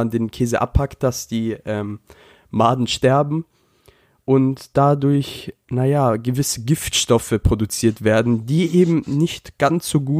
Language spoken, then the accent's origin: German; Japan; Das ist so, als, auch als würde ich mein Land verraten. Denn jeder weiß, ich bin Japaner.